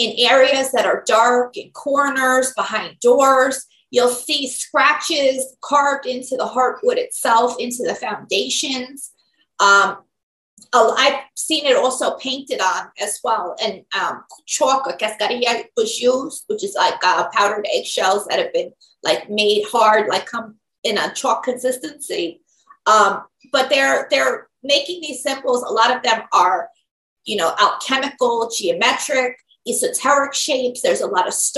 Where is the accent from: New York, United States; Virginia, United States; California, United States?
New York, United States; I am from New York, New York State to be exact